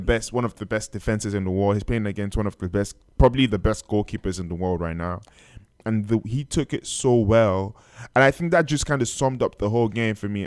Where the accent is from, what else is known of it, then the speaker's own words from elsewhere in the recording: Nigeria; I am Nigerian